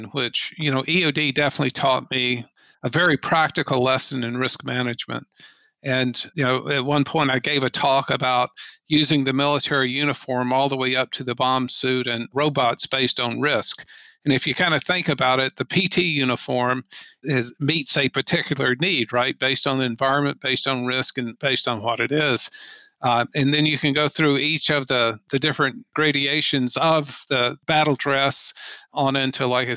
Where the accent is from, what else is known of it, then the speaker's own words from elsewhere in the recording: Atlanta, Georgia, United States; moved away as an adult; I grew up in the Atlanta area